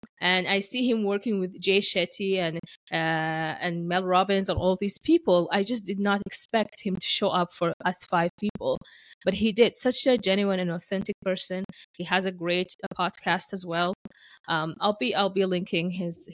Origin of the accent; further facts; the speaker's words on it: Sudan; moved away as an adult; now in Canada; I am an immigrant who has been living in Canada for 11 years. My origin is from Sudan